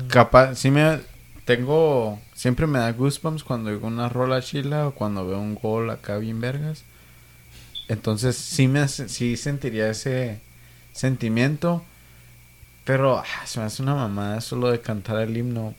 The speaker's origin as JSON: {"language": "Spanish", "country": "Mexico", "said": "Yo soy mexicano"}